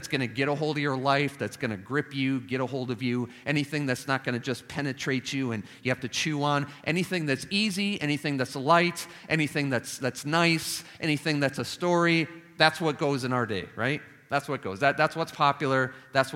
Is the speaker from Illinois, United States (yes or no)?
yes; Chicago, Illinois, United States; moved away; Now I'm Chicagoan. I don't have a Southern accent